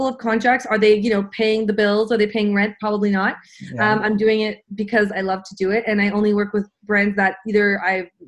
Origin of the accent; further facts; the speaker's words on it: Montreal, Quebec, Canada; I am born and raised in Montreal.